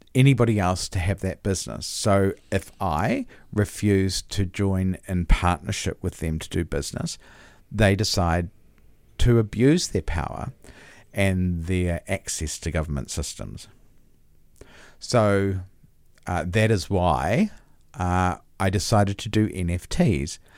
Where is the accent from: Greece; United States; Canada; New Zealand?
New Zealand; I'm a Kiwi. I was born here